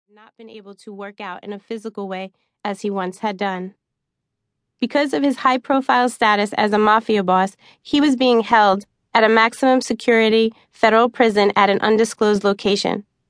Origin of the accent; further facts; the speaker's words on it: New York City, New York, United States; also born or lived in southern Arizona; now in Arizona, United States; When I was a kid growing up in New York, I used to love to play hide and seek among the trees in our backyard in Staten Island